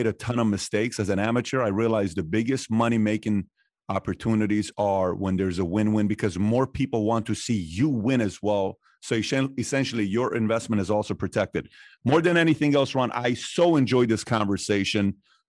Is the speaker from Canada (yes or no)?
no; Iran; now in United States; I come here from Iran. We're about the same age, 1 year apart.